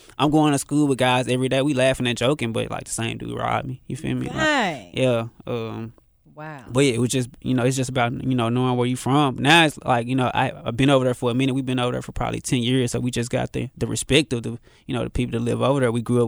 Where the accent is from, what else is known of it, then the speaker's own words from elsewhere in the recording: Memphis, Tennessee, United States; So, you know, growing up in Memphis, it definitely kept me on my toes.